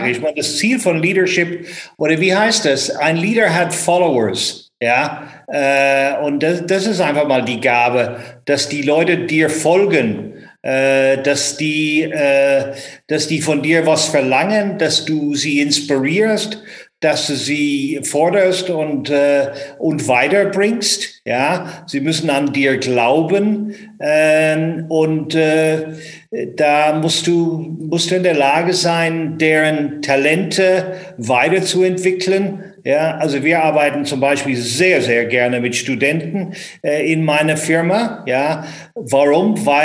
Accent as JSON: {"language": "German", "country": "Ireland", "tie": "born or raised there", "lives_now": "Frankfurt am Main, Germany", "said": "ich bin in Irland aufgewachsen, aber lebe mehr oder weniger zwei Drittel von meinem Leben hier in good old Frankfurt am Main"}